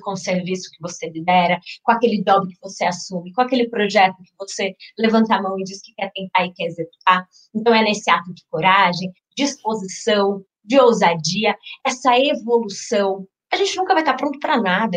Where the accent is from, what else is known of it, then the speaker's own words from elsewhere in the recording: Minas Gerais, Brazil; now in São Paulo, Brazil; sou mineira por criação, paulista por vocação.